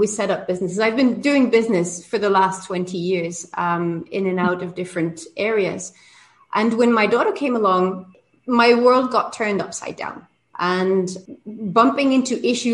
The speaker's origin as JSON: {"language": "English", "country": "Belgium", "moved": "as an adult", "lives_now": "Cancún, Mexico", "said": "I'm originally from Belgium. I live in Mexico. I've been here for 22 years."}